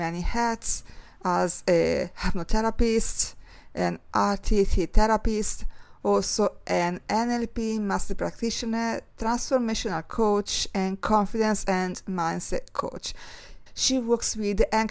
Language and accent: English; Italy; now in London, United Kingdom; Growing up in Italy